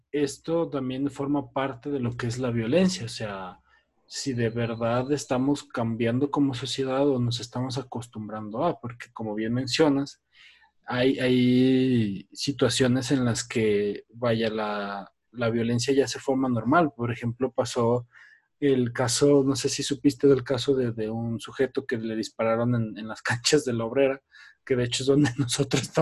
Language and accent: Spanish; Fresnillo, Zacatecas, Mexico; Sí, sí, yo también soy de Fresnillo.